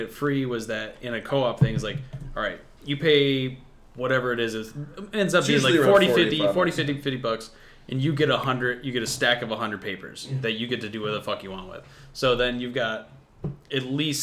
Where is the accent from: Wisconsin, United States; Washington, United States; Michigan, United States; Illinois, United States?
Michigan, United States; I grew up in Michigan.